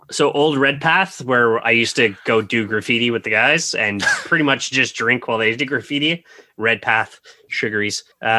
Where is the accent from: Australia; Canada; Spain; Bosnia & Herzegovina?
Canada; we're Canadian, so it's much better for us financially in the end.